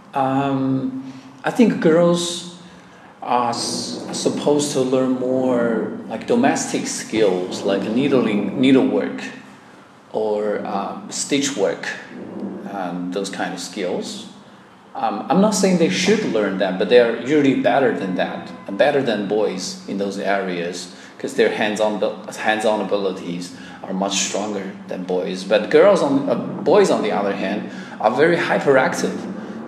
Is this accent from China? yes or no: yes; Chenzhou, Hunan, China; English is a second language; moved away as an adult; now in Changsha, China; the name of my hometown is called Chenzhou